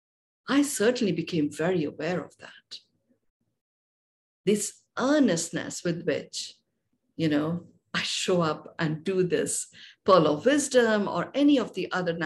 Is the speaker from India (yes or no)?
yes; India; I was born and brought up in India